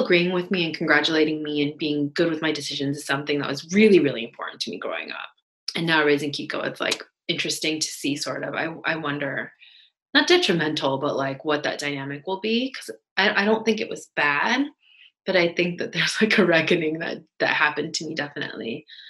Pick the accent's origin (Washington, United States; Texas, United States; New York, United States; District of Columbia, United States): Washington, United States; moved away as an adult; also born or lived in Davis, California; Like I wasn't Korean enough, but I wasn't white. And like all, I'm coming from Washington State and I'm going to UC Davis